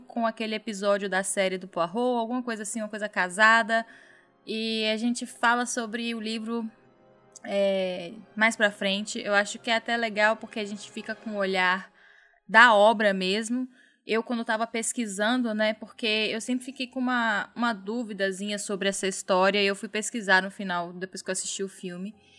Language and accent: Portuguese; Minas Gerais, Brazil; now in Bahia, Brazil; no meu estado natal que eu amo de paixão. Um beijo aí para Minas Gerais